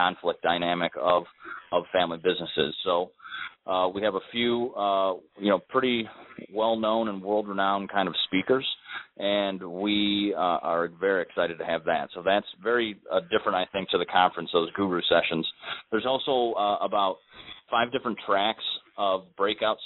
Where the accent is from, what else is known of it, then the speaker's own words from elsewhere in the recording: Cleveland, Ohio, United States; I'm from Cleveland as well